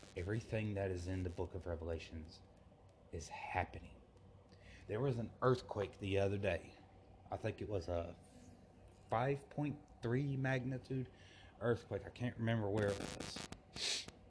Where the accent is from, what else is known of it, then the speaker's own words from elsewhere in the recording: Forest Park, Georgia, United States; my hometown in in Forest Park, Georgia